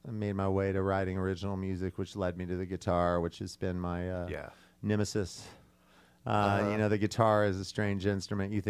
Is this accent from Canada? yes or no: no; Indianapolis, Indiana, United States; moved away; also born or lived in California / New York / London / Nashville, Tennessee; Well, I was uh, born in Indianapolis, um, and uh, I spent most of my adult life on the on the West Coast in California, um, with short stints in uh, in New York, um, and uh, many points in between. Spent a year in London